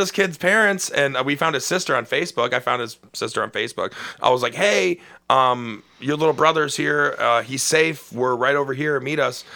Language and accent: English; Cleveland, Ohio, United States; I grew up in Old Brooklyn